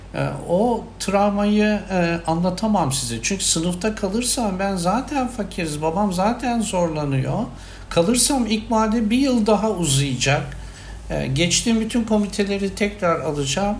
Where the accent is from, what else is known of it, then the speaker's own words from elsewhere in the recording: Samsun, Turkey; moved away as an adult; also born or lived in Erzurum; Samsun'a gidecektim kendi memleketime